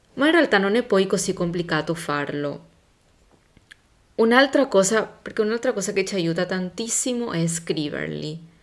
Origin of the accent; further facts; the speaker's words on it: Paraguay; moved away; da dove vengo io? Il Paraguay